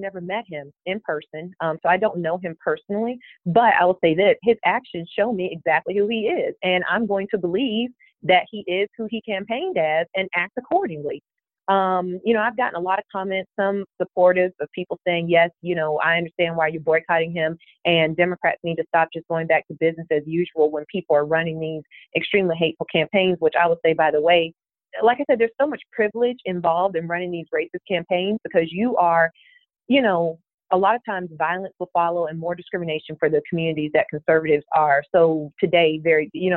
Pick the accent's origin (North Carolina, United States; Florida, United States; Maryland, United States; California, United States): Florida, United States; now in Georgia, United States; I didn't grow up in Georgia. I grew up in Florida.